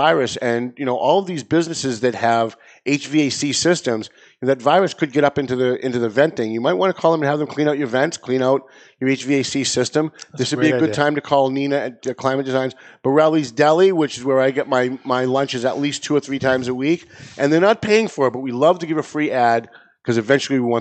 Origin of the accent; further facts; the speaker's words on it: North Andover, Massachusetts, United States; I'm from North Andover